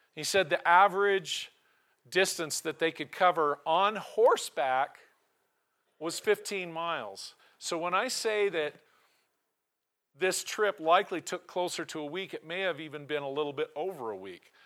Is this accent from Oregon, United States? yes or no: yes; Portland, Oregon, United States; also born or lived in Tillamook, Oregon; now in Cody, United States; I was born in Portland, my family resided in Tillamook